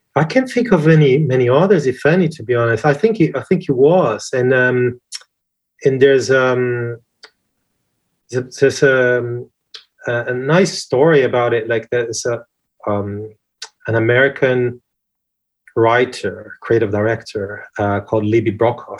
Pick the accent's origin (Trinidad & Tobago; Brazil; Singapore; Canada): Brazil; now in United Kingdom; I'm flamboyant, big hair Brazilian guy